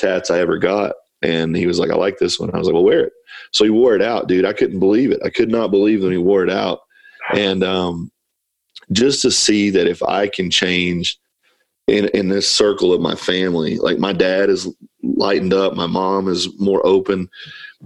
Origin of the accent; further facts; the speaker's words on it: Kentucky, United States; moved away as an adult; also born or lived in Ohio / California / Paint Lick, Kentucky; I'm from Kentucky. I've lived in Ohio.